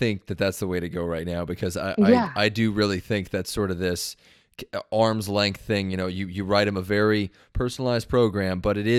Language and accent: English; Long Beach, California, United States; I'm from Long Beach originally.